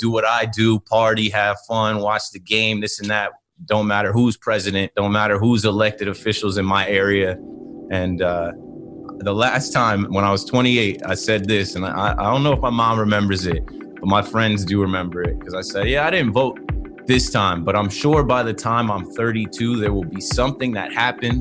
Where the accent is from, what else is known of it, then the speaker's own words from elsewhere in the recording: Ocean Township, New Jersey, United States; I am 32, originally from Ocean Township, New Jersey, Monmouth County.